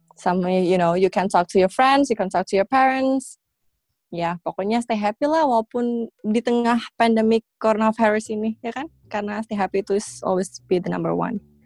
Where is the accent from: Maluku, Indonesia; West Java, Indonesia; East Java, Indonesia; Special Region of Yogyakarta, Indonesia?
East Java, Indonesia; moved away as an adult; now in Hong Kong; aku dibesarin di Jawa Timur